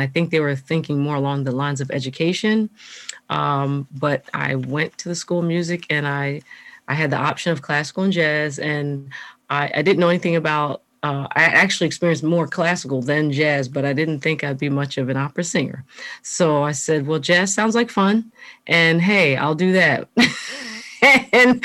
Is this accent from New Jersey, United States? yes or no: yes; New Jersey, United States; I grew up in South Jersey, just a few minutes from where we actually live now, outside of Philadelphia